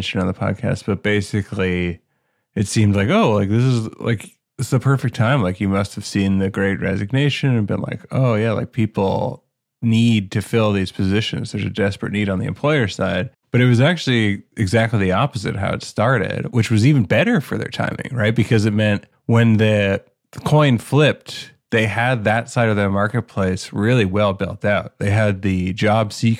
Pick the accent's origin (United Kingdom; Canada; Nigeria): Canada; I'm from Canada.